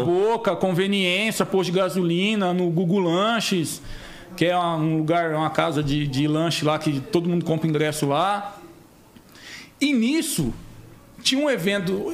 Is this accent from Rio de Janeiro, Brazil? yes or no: no; Campo Grande, Mato Grosso do Sul, Brazil; born or raised there; moved away; also born or lived in Maringá, Paraná